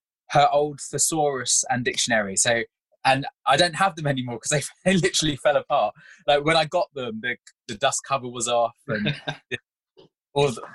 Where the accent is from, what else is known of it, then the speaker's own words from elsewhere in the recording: London, United Kingdom; moved away as an adult; now in Kent, United Kingdom; I grew up in Wandsworth in London, first in Roehampton, which was Europe's biggest council estate at one point, and then on West Hill in Wandsworth town